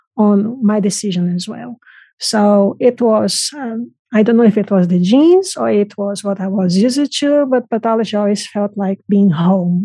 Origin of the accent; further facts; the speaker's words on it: Brazil; moved away; I'm originally from Brazil